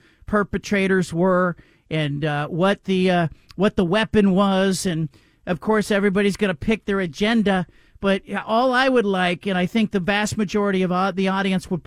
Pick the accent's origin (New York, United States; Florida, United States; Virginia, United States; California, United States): California, United States; Gilroy; also born or lived in Southern Oregon; I grew up in California, even though I was born in Southern Oregon, I grew up in California. And the hometown that I grew up in is Gilroy, California